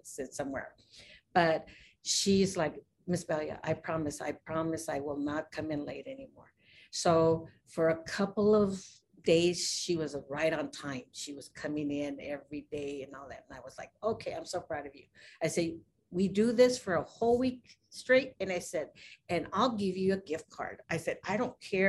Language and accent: English; New Mexico, United States; now in Avondale, United States; I'm from New Mexico and I came over here